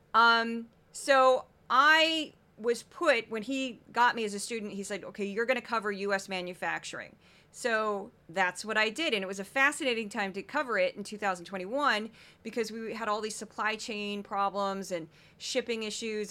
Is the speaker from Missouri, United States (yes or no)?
yes; Missouri, United States; my home state of Missouri